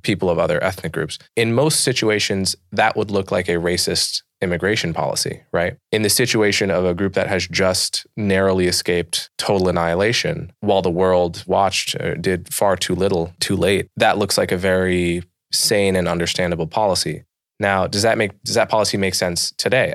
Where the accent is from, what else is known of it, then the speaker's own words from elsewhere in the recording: Livingston, New Jersey, United States; also born or lived in New York City; I grew up in and around New York City